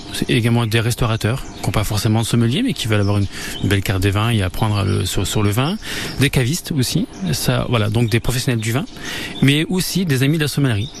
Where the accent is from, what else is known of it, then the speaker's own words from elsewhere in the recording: Argonne, Champagne, Grand Est, France; je suis de l'Argonne et je suis de la Champagne